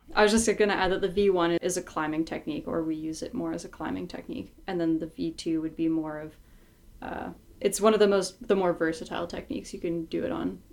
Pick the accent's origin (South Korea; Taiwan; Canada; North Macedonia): Canada; Morin-Heights, Quebec; my hometown in Moreton Heights, Quebec.